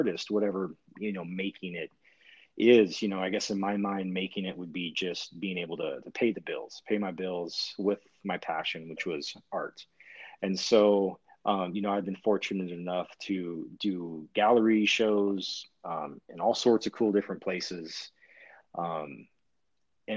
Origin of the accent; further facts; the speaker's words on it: California, United States; now in Bend, United States; I'm originally from California